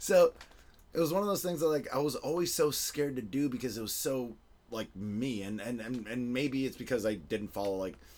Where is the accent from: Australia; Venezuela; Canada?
Venezuela; also born or lived in Florida, United States / Argentina; I was born in Venezuela, and I sort of, like, went back and forth my whole life between Florida and Venezuela, and then I also lived in Argentina.